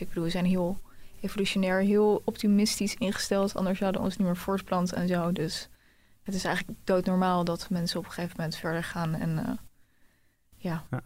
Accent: The Hague, South Holland, Netherlands; moved away; want ik kom dus eigenlijk uit Den Haag

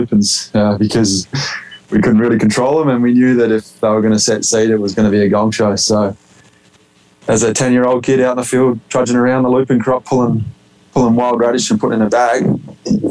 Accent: Australia; moved away as an adult; also born or lived in Saskatchewan, Canada; now in Osler, Canada; being a native Australian

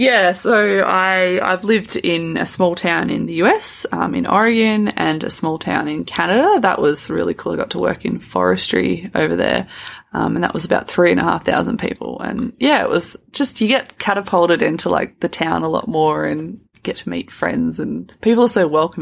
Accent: Adelaide, South Australia, Australia; moved away as an adult; also born or lived in Alice Springs; I'm actually from Adelaide. I'm one of those city people that moved to the country.

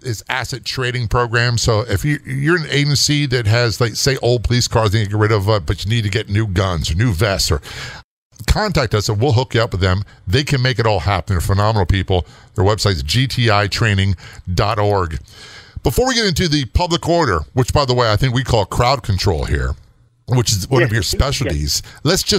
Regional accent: United States; being an American

